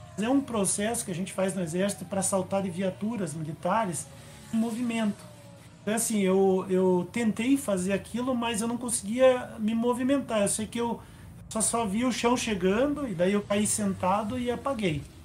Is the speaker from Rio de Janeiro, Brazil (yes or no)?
no; Curitiba, Paraná, Brazil; eu sou de Curitiba, tenho 55 anos